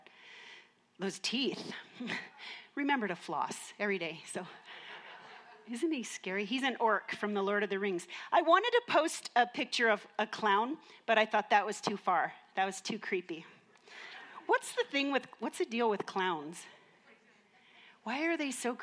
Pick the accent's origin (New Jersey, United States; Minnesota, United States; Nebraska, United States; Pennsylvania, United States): Minnesota, United States; I grew up in Minnesota